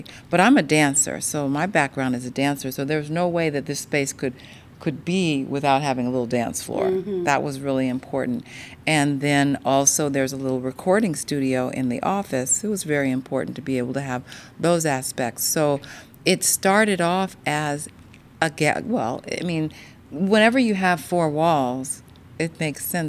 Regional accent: Marin, California, United States; I grew up in Marin

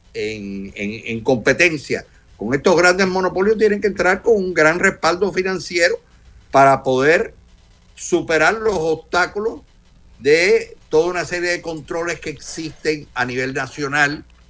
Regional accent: Cuba; soy cubano

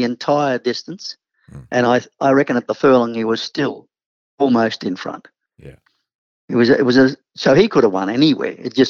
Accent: Queensland, Australia; being a Queenslander

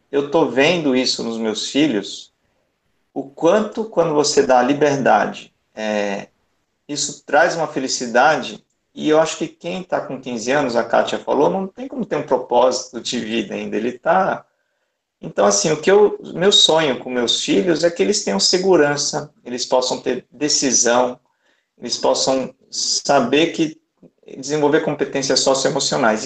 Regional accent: Salvador, Bahia, Brazil; eu sou de Salvador.

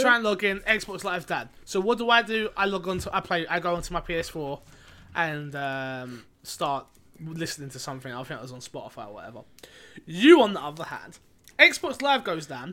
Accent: London, United Kingdom; I'm from London

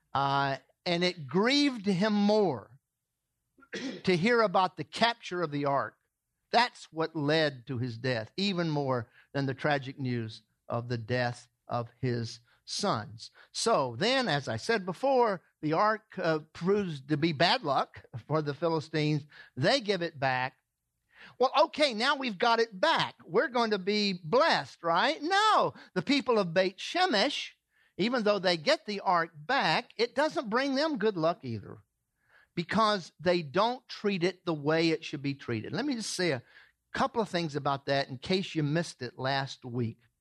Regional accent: the South, United States; moved away; I grew up in the south

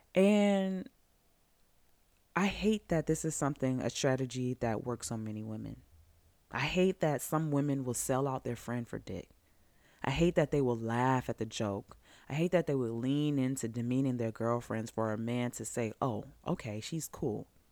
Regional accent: Georgia, United States; growing up in Georgia in the nineties, in the two thousands

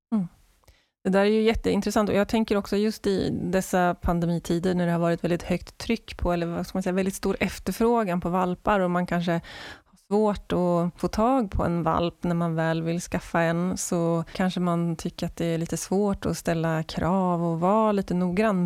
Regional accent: Skövde, Västra Götaland, Sweden; Jag är uppvuxen i Skövde.

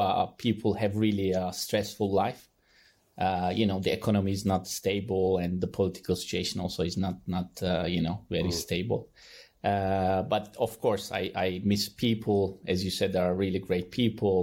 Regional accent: Turkey; moved away as an adult; now in Czech Republic; So I'm originally from Turkey, you might remember. I grew up, I spent most of my time till end of my graduation in Turkey.

